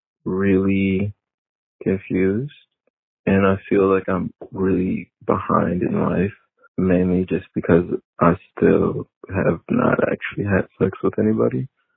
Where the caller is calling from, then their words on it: Detroit, Michigan, United States; Hey, Dan. I'm 23 from the Metro Detroit area.